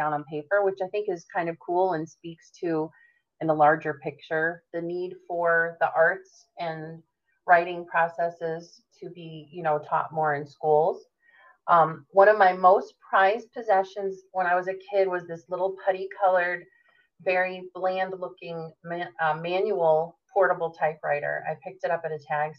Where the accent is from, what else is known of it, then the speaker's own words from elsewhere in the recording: Connecticut, United States; So I was born and raised in Connecticut, which is also known as the Nutmeg State.